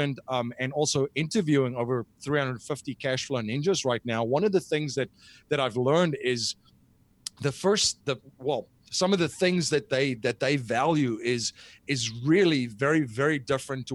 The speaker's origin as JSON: {"language": "English", "country": "South Africa", "moved": "as an adult", "lives_now": "United States", "said": "I'm originally from South Africa"}